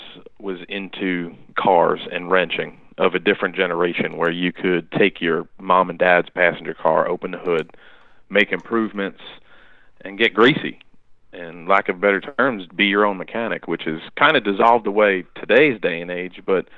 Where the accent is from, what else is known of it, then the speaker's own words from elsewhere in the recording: Long Island, New York, United States; now in North Carolina, United States; where I grew up on Long Island